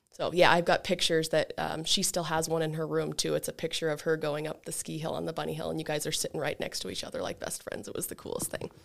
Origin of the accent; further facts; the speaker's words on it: Elk Park, Montana, United States; I also grew up in Elk Park.